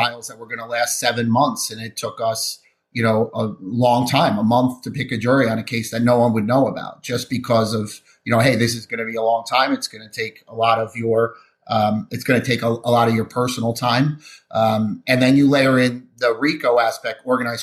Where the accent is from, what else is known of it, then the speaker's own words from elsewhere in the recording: New Jersey, United States; I'm from New Jersey